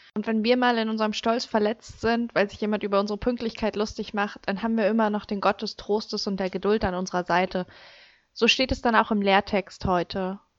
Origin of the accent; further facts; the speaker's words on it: Germany; bei uns in Deutschland